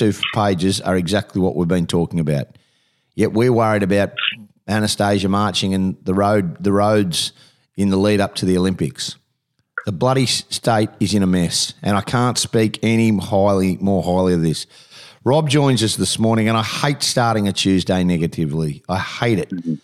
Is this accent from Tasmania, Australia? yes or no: no; Queensland, Australia; as a Queenslander